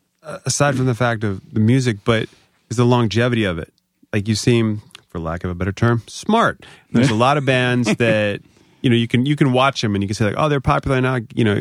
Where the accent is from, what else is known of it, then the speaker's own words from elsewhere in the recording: Virginia, United States; because I'm from Northern Virginia.